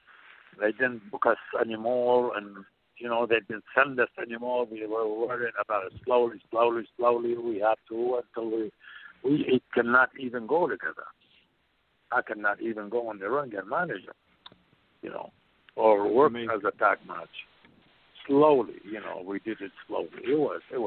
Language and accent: English; Baghdad, Baghdad Governorate, Iraq; moved away as an adult; also born or lived in Portland, Oregon; I am from Baghdad, Iraq